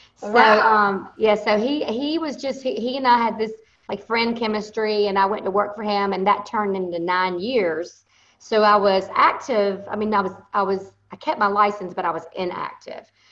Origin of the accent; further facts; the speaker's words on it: Thomasville, Georgia, United States; accent: Southern; I am from Thomasville, Georgia.